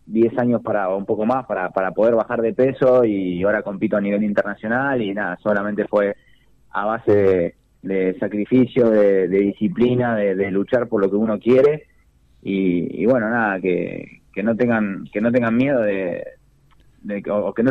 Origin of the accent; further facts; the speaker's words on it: Longchamps, Buenos Aires Province, Argentina; yo a cada carrera que voy me, gusta decir que soy de Longchamp o, cuando, no sé, si subo al podio que digan, … yo dice de Longchamp